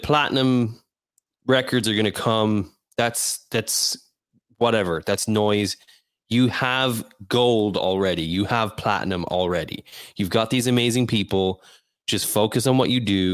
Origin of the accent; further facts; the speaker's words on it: Ireland; I'm Irish